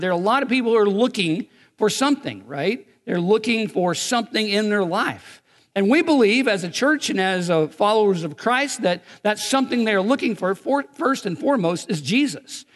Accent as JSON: {"language": "English", "region": "Eastern Kentucky", "country": "United States", "tie": "born or raised there", "said": "as a little kid growing up in Eastern Kentucky, we had a one-room church"}